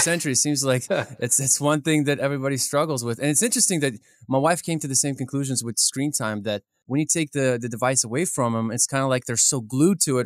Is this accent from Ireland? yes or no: no; Kyiv, Ukraine; moved away; I grew up in Kiev, Ukraine